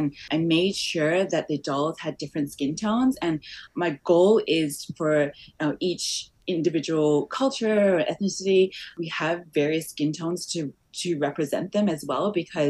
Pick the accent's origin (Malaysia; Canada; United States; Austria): Malaysia; born there; I was born in Malaysia, so I'm culturally was born in Malaysia, but I'm also had the background as Chinese background.